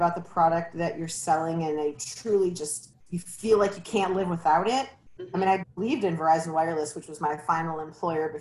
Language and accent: English; Detroit, Michigan, United States; also born or lived in Huntington Woods, Michigan / Grosse Pointe, Michigan; So I spent my first 6 years in Huntington Woods. And then we moved to downtown Detroit to the Detroit Towers when I was about 6 years old. So I kind of bounced back and forth between downtown Indian Village area and Grosse Pointe